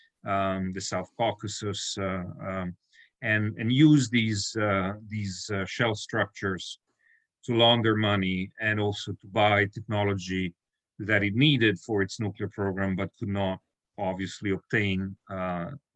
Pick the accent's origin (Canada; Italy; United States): Italy; moved away as an adult; also born or lived in Brussels; growing up in Italy